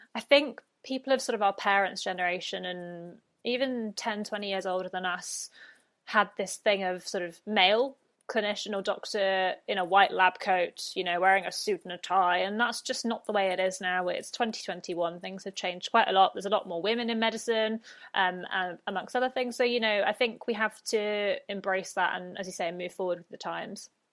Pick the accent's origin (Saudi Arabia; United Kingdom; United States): United Kingdom; accent: British; moved away as an adult; now in Brisbane, Australia; I'm British, if the accent did not give me away.